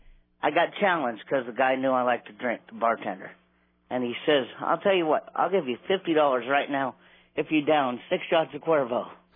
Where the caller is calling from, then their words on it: Gresham, Oregon, United States; I'm calling from Gresham, Oregon.